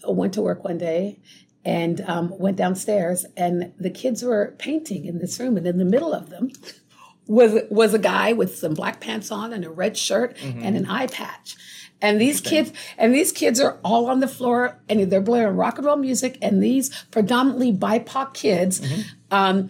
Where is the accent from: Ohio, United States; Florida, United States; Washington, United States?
Washington, United States; Tacoma; also born or lived in California; I was born in California, but moved to Tacoma when I was 3, and I've been here ever since.